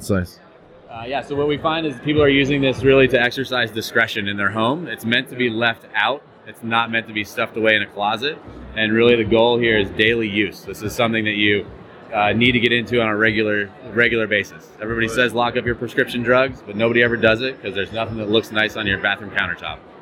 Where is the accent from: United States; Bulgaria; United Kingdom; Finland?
United States; Denver, Colorado; I'm from Denver, Colorado